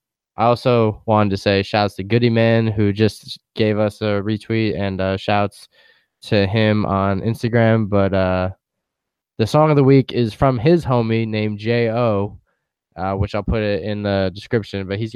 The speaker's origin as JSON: {"language": "English", "town": "New York City", "region": "New York", "country": "United States", "said": "I'm from Brooklyn"}